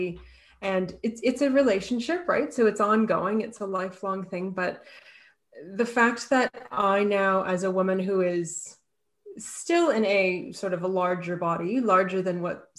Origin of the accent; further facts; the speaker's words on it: Canada; now in Australia; I'm Canadian, and I am based in Australia right now